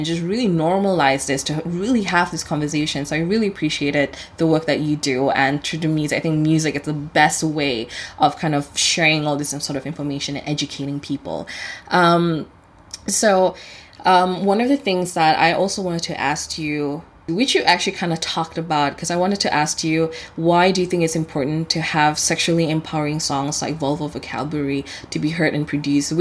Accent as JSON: {"language": "English", "region": "Sabah", "country": "Malaysia", "said": "I'm from Sabah."}